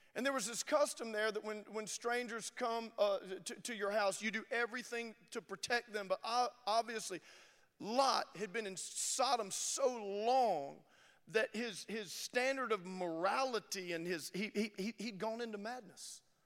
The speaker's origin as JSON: {"language": "English", "region": "Louisiana", "country": "United States", "said": "I'm from Louisiana."}